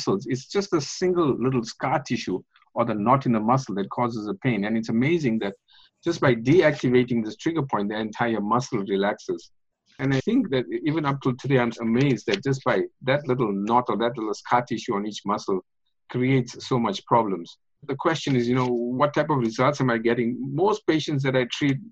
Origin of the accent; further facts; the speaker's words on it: South Africa; moved away as an adult; now in North Vancouver, Canada; grew up in South Africa and got my medical degree in South Africa, came to Canada 29 years ago